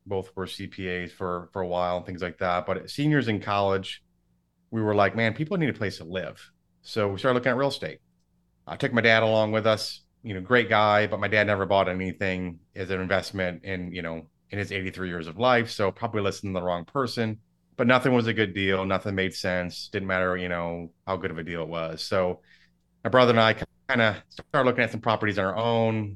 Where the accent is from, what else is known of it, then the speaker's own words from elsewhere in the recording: Michigan, United States; now in Dallas, United States; so I grew up in Michigan. I live in Dallas now.